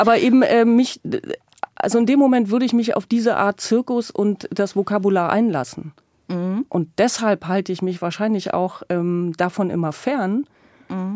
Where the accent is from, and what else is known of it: East Germany, Germany; born or raised there